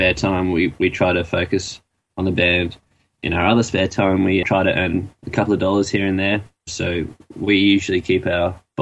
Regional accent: Australia; we are all Aussies

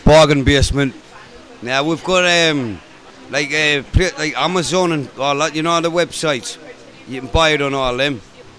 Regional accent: Sunderland, North East England, United Kingdom; in my hometown, in Sunderland, back in England

